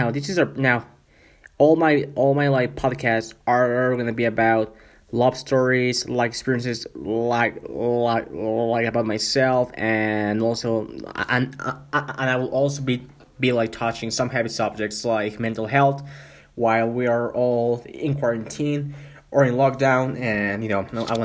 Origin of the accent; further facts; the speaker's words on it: Mexico; first language Spanish; English is a second language; also born or lived in Vancouver, Canada; I'm from Mexico though, but I live in Canada for more than 1 year